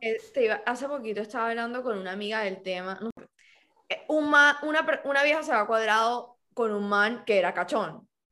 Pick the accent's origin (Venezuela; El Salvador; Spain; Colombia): Colombia; Cartagena, Bolívar; Yo me crié en Cartagena